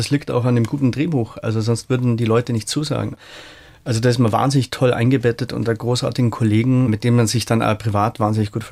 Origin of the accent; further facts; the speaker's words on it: Rosenheim, Bavaria, Germany; wir haben ja in Rosenheim, wo ich herkomme, ein kleineres Herbstfest und das hat mir eigentlich völlig gereicht.